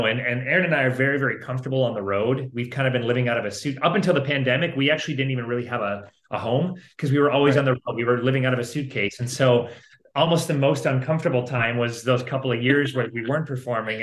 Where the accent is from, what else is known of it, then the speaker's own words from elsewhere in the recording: Minnesota, United States; I grew up in Minnesota in the Midwest